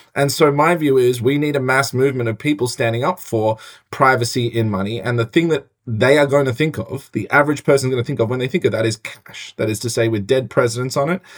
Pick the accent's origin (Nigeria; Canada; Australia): Australia; now in United States; I'm an Australian